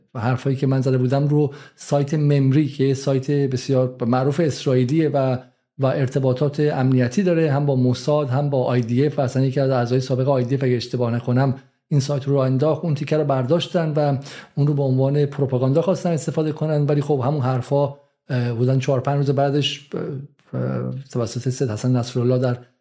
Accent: Iran; moved away as an adult; also born or lived in England; now in United Kingdom; من به عنوان یک حالا شهروندی که تو انگلیس 23 سال زندگی میکنم ولی از سمتی هم به عنوان یک ایرانی

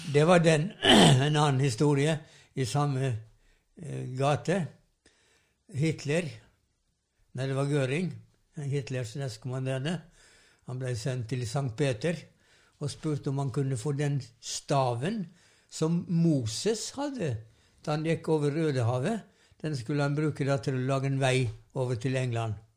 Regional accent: Sævareid, Vestland, Norway; Jeg vokste opp i Sævarei, ei um, kystbygd på Vestlandet

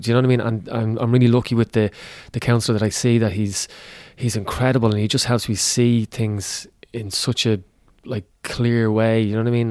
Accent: Ireland

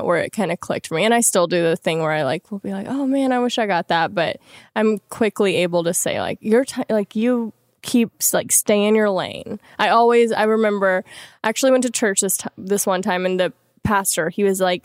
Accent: Louisiana, United States; moved away; I'm from Louisiana originally.

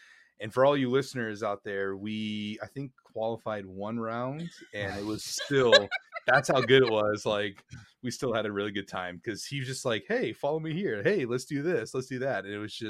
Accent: Wisconsin, United States; Dude, I'm from Wisconsin, German capital of the U.S., maybe?

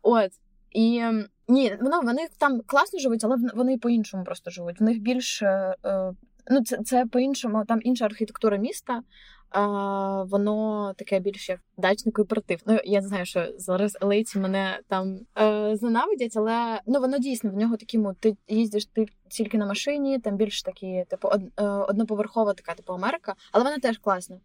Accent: Chernihiv, Chernihiv Oblast, Ukraine; moved away as an adult; also born or lived in Kyiv, Ukraine / Berlin, Germany; now in New York, United States; я типу поліщучка, я з Чернігова

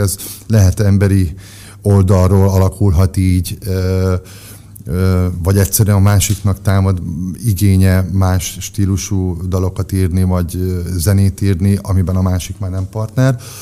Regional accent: Győr, Győr-Moson-Sopron, Hungary; győri születés vagyok, Győrben nőttünk fel, ott kezdtem el az iskolát, ott jártam óvodába, iskolába, aztán kiköltöztünk falura négy évre.

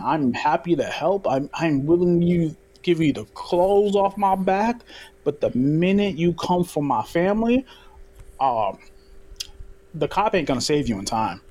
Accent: New York City, New York, United States; I'm a kid from Brooklyn

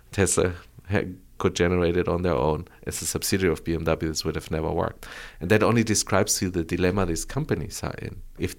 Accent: Bogotá, Colombia; moved away; also born or lived in Frankfurt, Germany; I grew up in Colombia, yeah. I was born and raised in Colombia.

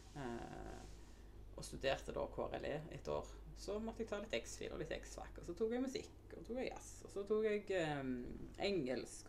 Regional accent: Undheim, Rogaland, Norway; also born or lived in Nærbø; Jeg er fra Undheim. Eh, jeg er født på Nærbø.

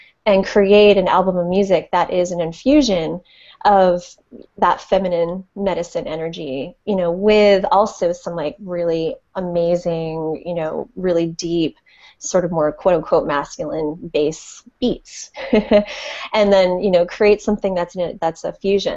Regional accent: Connecticut, United States; moved away as an adult; now in San Francisco Bay Area, United States; I grew up on the East Coast, actually, in just outside of New York and in Connecticut

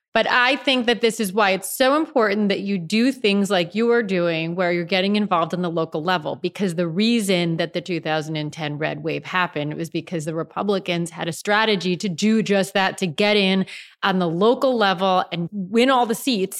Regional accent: George Santos's congressional district, New York, United States; I grew up in George Santos's district, That's where I grew

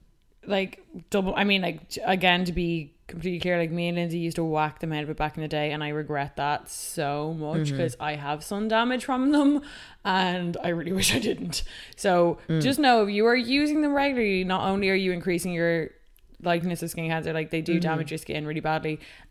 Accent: Ireland; you're never going to be baked and bronzed before you go away, being an Irish North Atlantic gal.

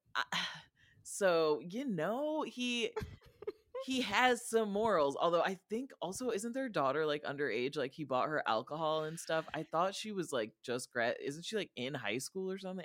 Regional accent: Rockford, Illinois, United States; I'm from Rockford, Illinois, and we have more lead in our water than Flint

